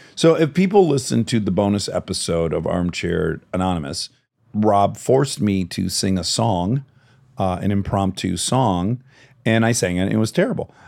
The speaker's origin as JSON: {"language": "English", "town": "Detroit", "region": "Michigan", "country": "United States", "tie": "born or raised there", "moved": "yes", "said": "I know what it's like to grow up in Detroit"}